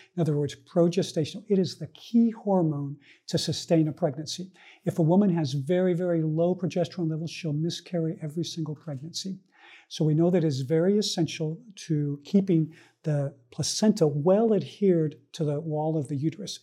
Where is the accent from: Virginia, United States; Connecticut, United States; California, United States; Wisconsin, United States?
California, United States; Northern; I was born in Northern California to an immigrant family, family that came from Columbia, South America